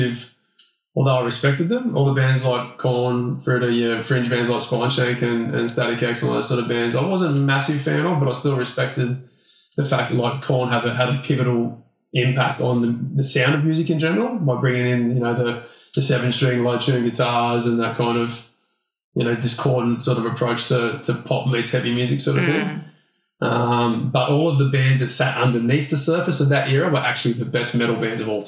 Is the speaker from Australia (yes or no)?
yes; Australia; being Aussie boys